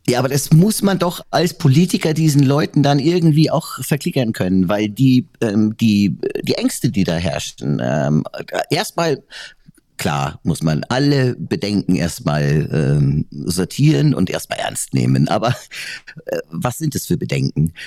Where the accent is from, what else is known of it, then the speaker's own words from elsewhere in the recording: Weiden, Bavaria, Germany; also born or lived in Munich; now in Wörthsee, Germany; Weiden, wo ich herkomme, ist ja jetzt auch nicht unbedingt äh, die Capital City